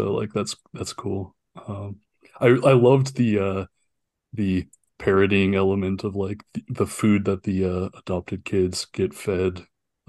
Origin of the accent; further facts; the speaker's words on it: Utah, United States; growing up in Utah